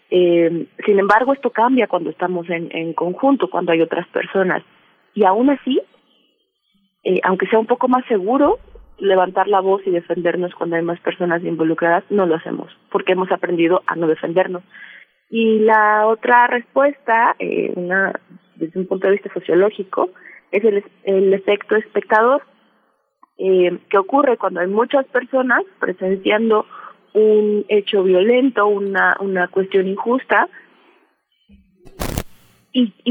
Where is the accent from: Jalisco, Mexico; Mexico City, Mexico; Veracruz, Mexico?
Veracruz, Mexico; Es una leyenda eh, que aquí en Veracruz, yo soy originaria de Veracruz, eh, es muy conocida y que yo escuché desde que era muy niña